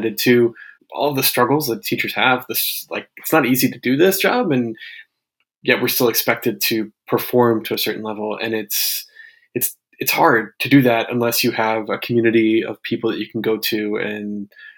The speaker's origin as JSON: {"language": "English", "region": "Maryland", "country": "United States", "tie": "born or raised there", "also_born_or_lived": "Japan / Brooklyn, New York", "moved": "as an adult", "lives_now": "New York, United States", "said": "I grew up in Maryland, so definitely from the U.S."}